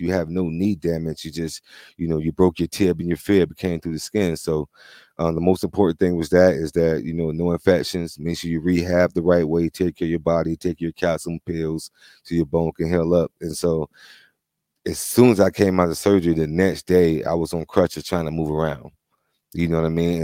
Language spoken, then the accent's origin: English; Florida, United States; moved away; I grew up in Florida